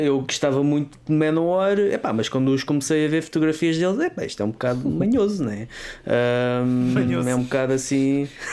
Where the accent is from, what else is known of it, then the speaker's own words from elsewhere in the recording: Vala do Carregado, Lisbon, Portugal; eu sou da Vala do Carregado